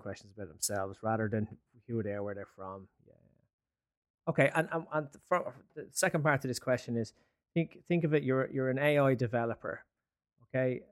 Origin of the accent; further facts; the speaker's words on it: Ireland; now in London, United Kingdom; I'm Irish